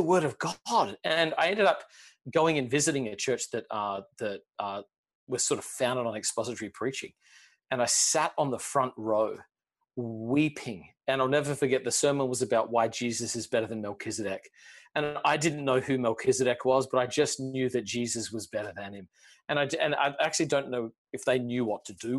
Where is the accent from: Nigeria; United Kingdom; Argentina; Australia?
Australia; now in United States; I grew up in Australia